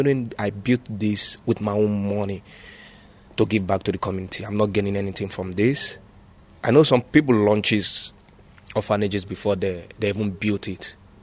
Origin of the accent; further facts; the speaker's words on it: Nigeria; moved away as an adult; now in China; I was born and brought up in Nigeria.